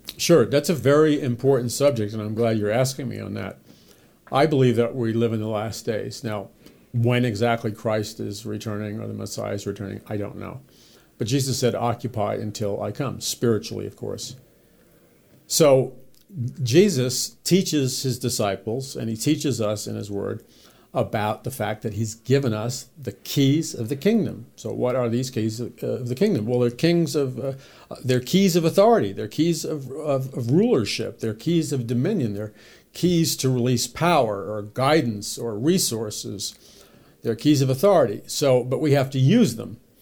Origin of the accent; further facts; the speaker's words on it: New York City, New York, United States; I was raised in New York City